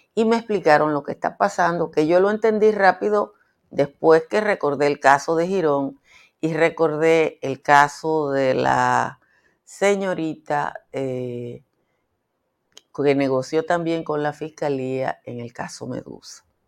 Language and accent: Spanish; Dominican Republic; yo vengo del Caribe.